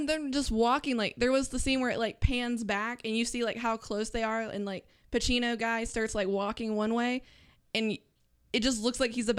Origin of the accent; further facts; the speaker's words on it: the Bible Belt, United States; growing up in the Bible Belt